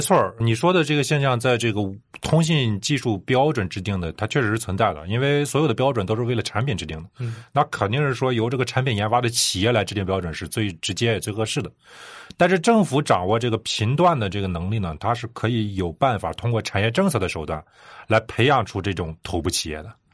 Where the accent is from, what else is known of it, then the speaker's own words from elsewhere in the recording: China; 我们中国人这几年